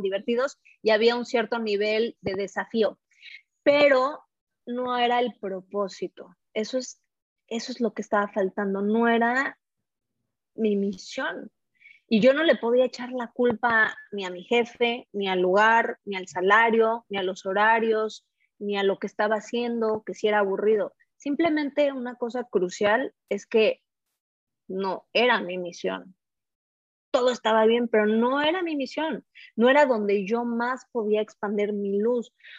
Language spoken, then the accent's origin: Spanish; Mexico City, Mexico; moved away as an adult; also born or lived in Paris, France; soy eh, de México, este, la Ciudad de México, también soy francesa, viví varios años en París, Francia